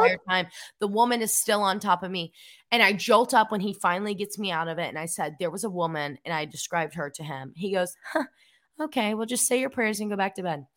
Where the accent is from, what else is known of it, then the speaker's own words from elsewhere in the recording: Cleveland, Tennessee, United States; I grew up in Cleveland, Tennessee, a small town where, like, half of the roads are country roads.